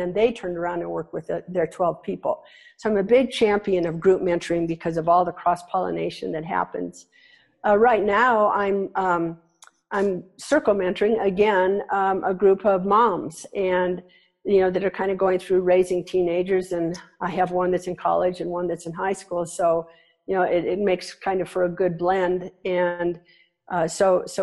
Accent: Nebraska, United States; I grew up in Nebraska

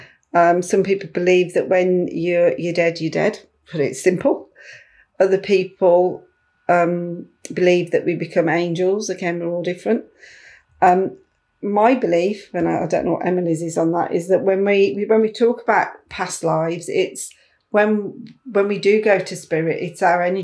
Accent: Birmingham, West Midlands, United Kingdom; as a Brummie

